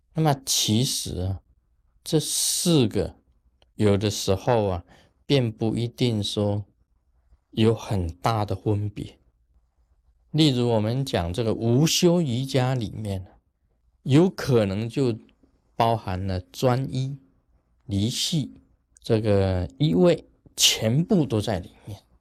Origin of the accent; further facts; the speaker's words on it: Taiwan; 我们台湾话讲下消啊，下消